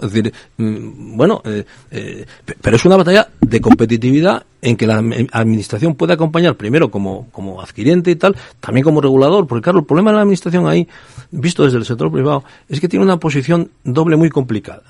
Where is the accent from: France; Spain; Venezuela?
Spain; northern Spain; soy del norte de España